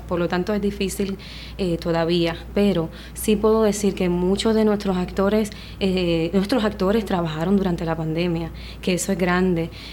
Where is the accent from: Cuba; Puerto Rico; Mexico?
Puerto Rico; mi pueblo